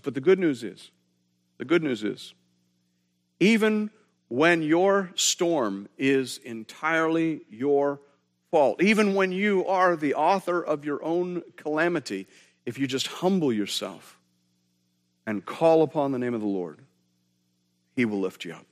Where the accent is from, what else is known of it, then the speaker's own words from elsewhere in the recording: Canada; we're Canadian.